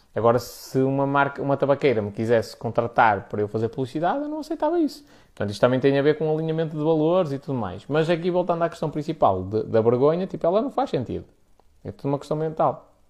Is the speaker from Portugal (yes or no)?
yes; the North, Norte, Portugal; Aqui no Norte é. Nós somos muito diretos nas coisas